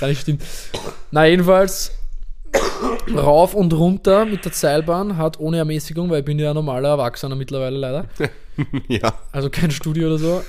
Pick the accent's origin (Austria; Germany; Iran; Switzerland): Austria; Vienna; in meinem Fall oder in unserem als Wiener